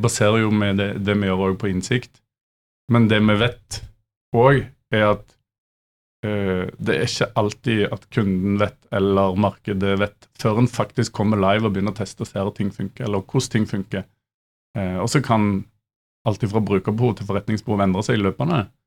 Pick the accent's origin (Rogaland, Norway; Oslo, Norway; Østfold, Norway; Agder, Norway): Rogaland, Norway; Stavanger; jeg er fra Vestlandet eller Stavanger